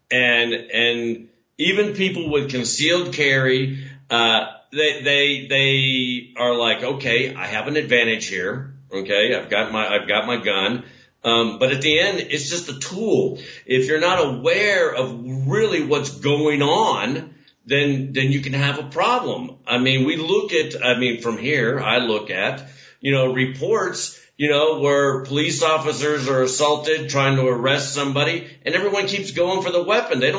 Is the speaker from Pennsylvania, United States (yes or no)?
no; Parris Island, South Carolina, United States; I was born on Parris Island on Fourth of July weekend in 1968 and grew up under a damn DI. Now, I mean, the last time I was back in America, which was years ago